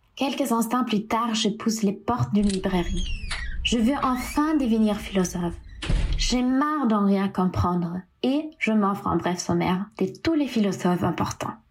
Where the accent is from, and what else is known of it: Bavaria, Germany; born or raised there; first language German; French is a second language; moved away as an adult; now in Paris, France